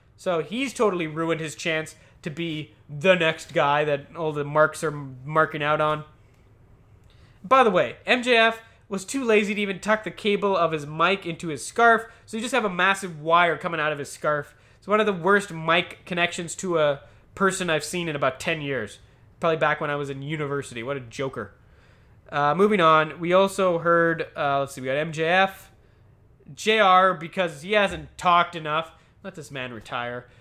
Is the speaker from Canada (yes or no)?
yes; Canada; I'm Canadian.